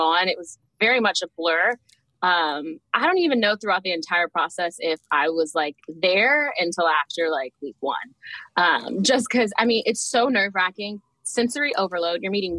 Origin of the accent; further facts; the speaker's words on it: Houston, Texas, United States; now in Atlanta, United States; I'm currently in Atlanta, Georgia, but I am born and raised in Houston, Texas